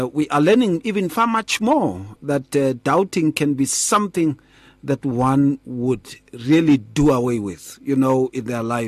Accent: Atteridgeville, Gauteng, South Africa; When we were growing up in Attridgeville

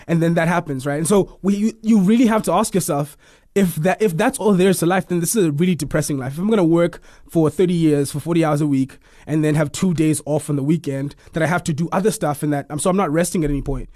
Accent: Eastern Cape, South Africa; now in Pretoria, South Africa; I am from the Eastern Cape originally. I live in Pretoria now.

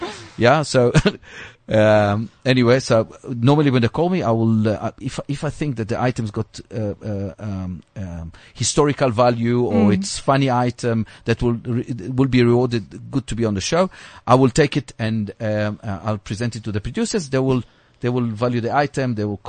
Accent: South Africa; So we're proudly South African.

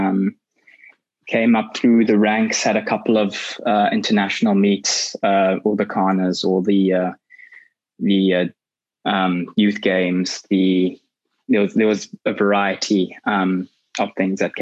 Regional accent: Bulawayo, Zimbabwe; moved away as an adult; also born or lived in Pretoria, South Africa; now in England, United Kingdom; Grew up in a small town, Bulawayo, Zimbabwe.

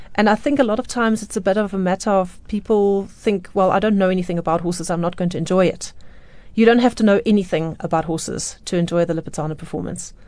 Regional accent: Johannesburg, Gauteng, South Africa; I was born in Johannesburg

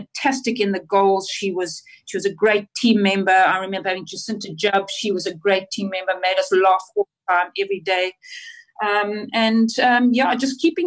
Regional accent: Zimbabwe; moved away; also born or lived in South Africa; I obviously went to school there, and my desire was always to play for Zimbabwe

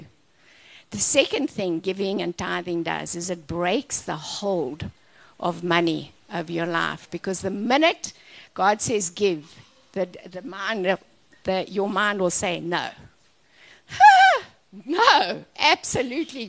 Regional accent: Orkney, North West, South Africa; I was from Orkney Snortney, okay? I was not looking to travel the world. I was a small town girl.

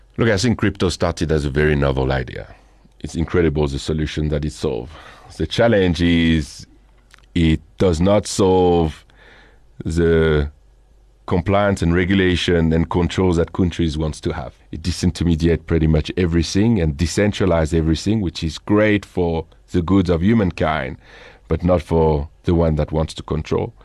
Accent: Boulogne-sur-Mer, Hauts-de-France, France; accent: French; English is a second language; moved away as an adult; now in South Africa; I'm originally from the north of France, which is a kind of an interesting story. I don't know if you're familiar with a city called Boulogne-sur-Mer.

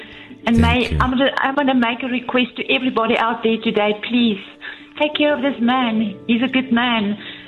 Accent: Centurion, Gauteng, South Africa; I'm from Pretoria, Centurion.

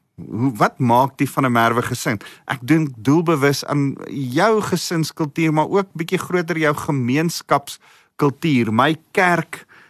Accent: South Africa; Ek ek's Afrikaans self, ek's Afrikaner en ek hou van ons kultuur

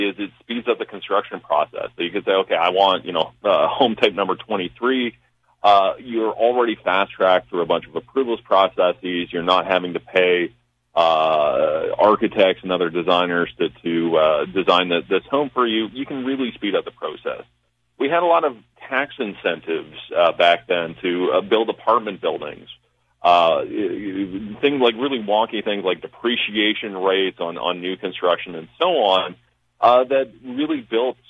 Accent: London, Ontario, Canada; my hometown of London, Ontario, you know, started to get really expensive

